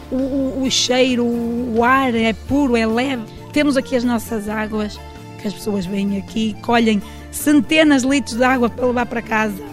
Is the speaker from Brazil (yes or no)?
no; São Bento da Porta Aberta, Braga, Portugal; eu sou daqui, vivi aqui mesmo 23 anos e posso lhe dizer que ainda não conheço aqui muito bem a minha terra.